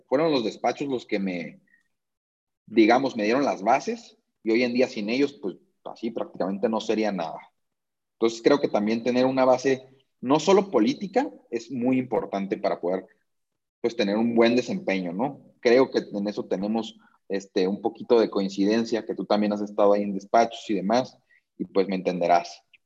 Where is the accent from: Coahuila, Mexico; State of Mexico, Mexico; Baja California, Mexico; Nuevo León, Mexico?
Baja California, Mexico; Tijuana; moved away as an adult; now in Mexico City, Mexico; Estoy aquí en la Ciudad de México, este, pero soy 100% tijuanense.